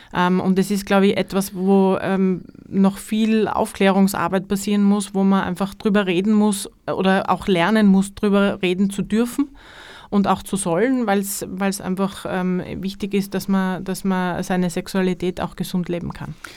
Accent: Carinthia, Austria; now in Styria, Austria; gebürtige Kärntnerin mit dem Herzen in, in Kärnten verwurzelt

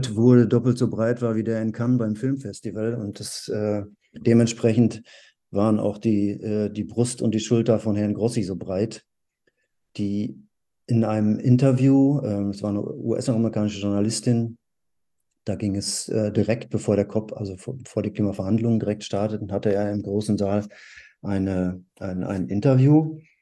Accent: North Rhine-Westphalia, Germany; in der Gegend, ähm, wo ich aufgewachsen bin, in Nordrhein-Westfalen

